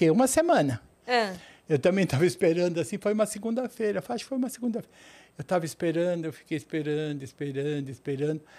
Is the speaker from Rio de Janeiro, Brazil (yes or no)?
no; São Paulo, Brazil; born there; Em São Paulo.